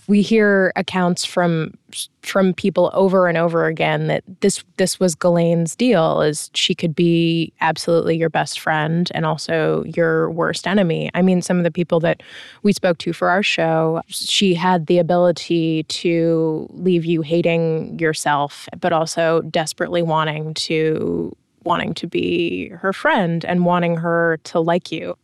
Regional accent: United States; as an American

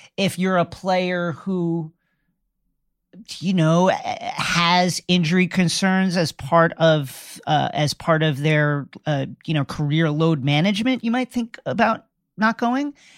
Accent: United States

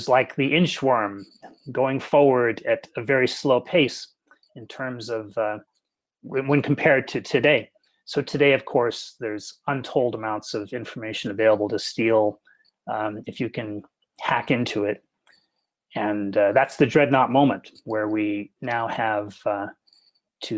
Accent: Santa Clara Valley, California, United States; I grew up here in the Santa Clara Valley, near Moffett Air Base

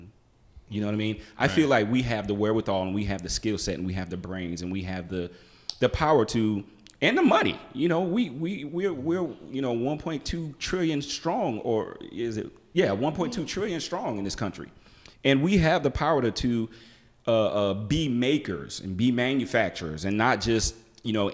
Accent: South Carolina, United States; moved away as an adult; South Carolina homegrown, South Carolina State University. Kappa Kappa Psi, band frat. Not a Greek, but hey, we got our ass kicked just as much. So I'm from South Carolina

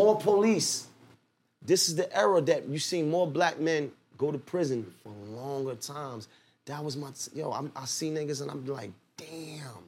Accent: New York City, New York, United States; I'm from Clifton between Nostrand and Marcy.

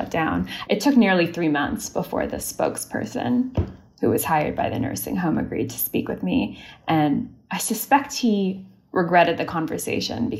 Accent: Canada; also born or lived in Austria; now in United States; I'm Canadian

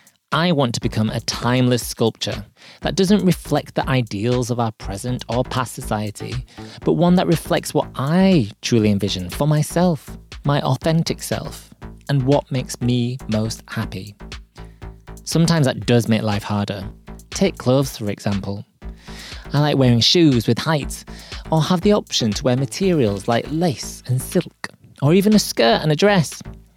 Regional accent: Yorkshire and the Humber, United Kingdom; accent: Yorkshire; I usually reply in my deepest Yorkshire accent, just to throw them off a little.

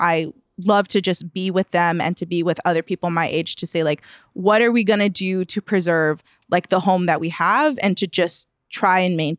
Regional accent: Chicago, Illinois, United States; have been in the Eastside neighborhood for generations to say like, we are Chicagoans, but also like we come from Mexico

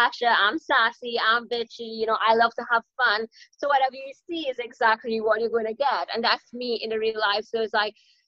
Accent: Trinidad & Tobago; moved away; I am from Trinidad and Tobago in the Caribbean. So I'm an island girl

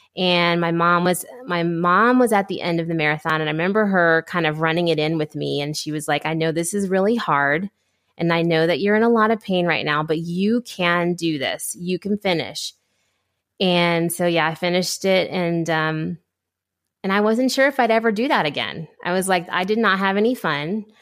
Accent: Ohio, United States; grew up in Ohio

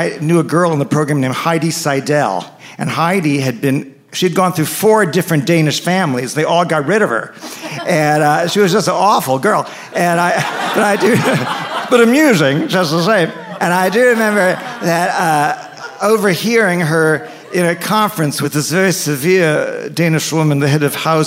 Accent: New York City, New York, United States; moved away as an adult; also born or lived in Evanston, Illinois; I grew up in New York City.

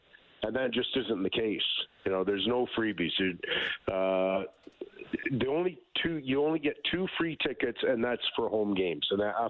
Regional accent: Edmonton, Alberta, Canada; I'm from Edmonton

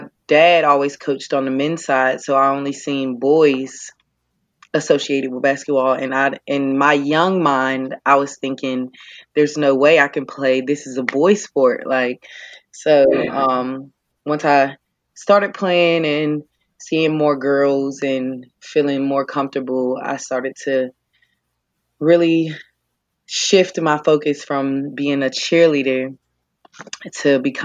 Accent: Pittsburgh, Pennsylvania, United States; moved away; I'm from Pittsburgh, Pennsylvania

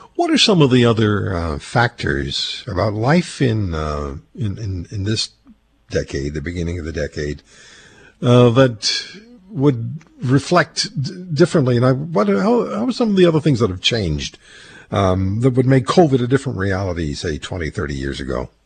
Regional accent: Montreal, Quebec, Canada; I was a kid growing up in Montreal

